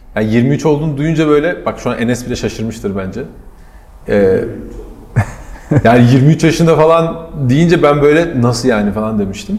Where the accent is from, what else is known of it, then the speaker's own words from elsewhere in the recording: Ankara, Turkey; benim hep burada büyüdüğüm Ankara Çay Yolu'nda